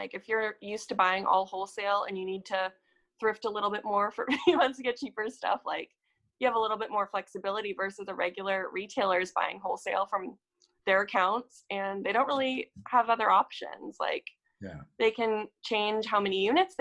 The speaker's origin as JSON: {"language": "English", "region": "Montana", "country": "United States", "said": "I'm from Montana. Like we didn't have a big vintage scene in Montana"}